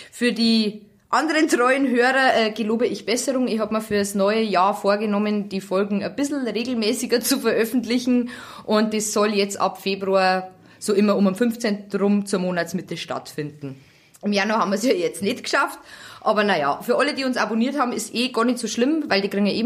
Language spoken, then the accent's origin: German; Bavaria, Germany; Also ich bin Niederbayerin und ich kenne wirklich viele bayerische Wörter.